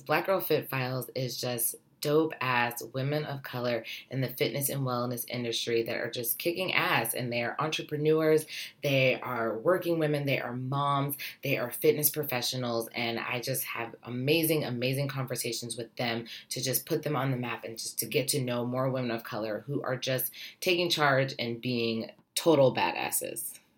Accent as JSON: {"language": "English", "region": "Ohio", "country": "United States", "moved": "yes", "lives_now": "New York City, United States", "said": "I am originally from Ohio. I am living in New York City"}